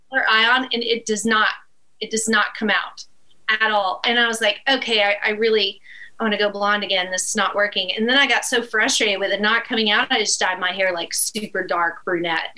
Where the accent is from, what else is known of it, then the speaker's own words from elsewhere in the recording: Northeast Texas, United States; the town where I was born in Northeast Texas